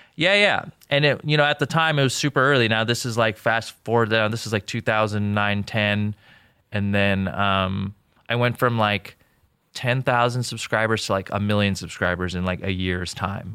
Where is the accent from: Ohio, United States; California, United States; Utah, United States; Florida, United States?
California, United States; Newbury Park; also born or lived in Jordan; I grew up in Newbury Park, which is like a very, I don't know, it's like a small town.